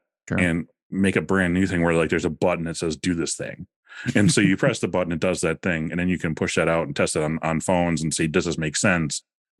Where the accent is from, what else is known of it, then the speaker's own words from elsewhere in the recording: Wisconsin, United States; I'm like, you know, we're living in Wisconsin. They're like, oh yeah, so am I. And I'm like, oh, well, I'm from Okano.